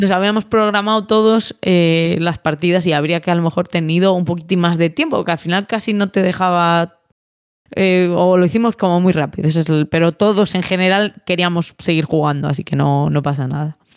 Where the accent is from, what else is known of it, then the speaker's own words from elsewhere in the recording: Valladolid, Castile and León, Spain; me confundieron con vasca, no soy vasca, o sea, soy de Valladolid